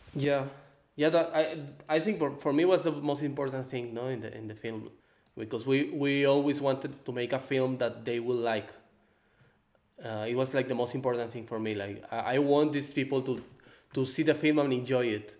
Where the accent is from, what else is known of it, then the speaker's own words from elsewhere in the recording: Guadalajara, Jalisco, Mexico; English is a second language; also born or lived in Baja California Sur, Mexico; I'm from Mexico. I born in Baja California Sur, the same place where the movie is placed. I grew up in Guadalajara also.